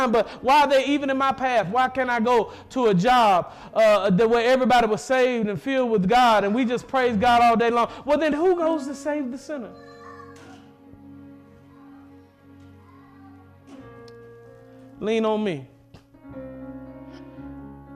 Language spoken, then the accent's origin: English; Mississippi, United States; I'm from Mississippi